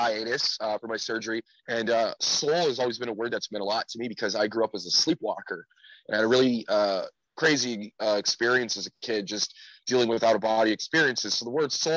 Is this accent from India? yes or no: no; Winnipeg, Manitoba, Canada; moved away as an adult; now in Mexico City, Mexico; I'm from Winnipeg. Born and raised